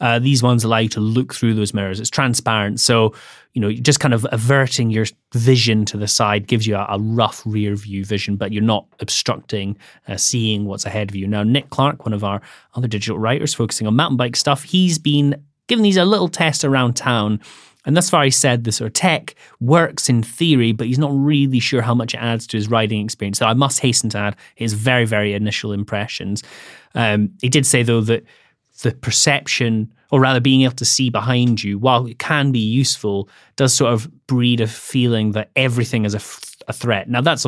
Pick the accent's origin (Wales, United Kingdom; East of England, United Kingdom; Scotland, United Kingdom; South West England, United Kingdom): Scotland, United Kingdom; Yeah, I'm Scottish as well.